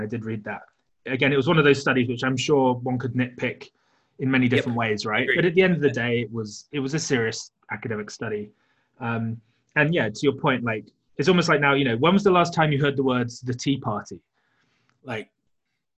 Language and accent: English; United Kingdom; being British